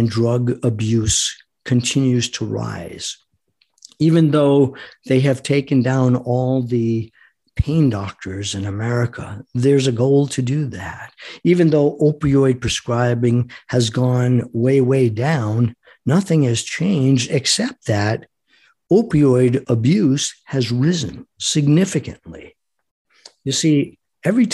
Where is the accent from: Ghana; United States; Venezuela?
United States; I am an American fighting man. I am an American citizen.